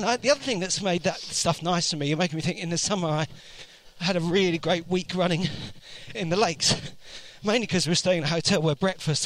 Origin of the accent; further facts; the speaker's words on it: London, United Kingdom; I grew up in West London